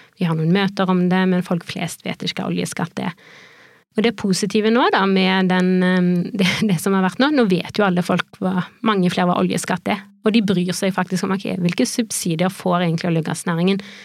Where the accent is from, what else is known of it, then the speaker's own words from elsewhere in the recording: Haugesund, Rogaland, Norway; now in Oslo, Norway; jeg er oppvokst i Haugesund, ganske nærme sjøen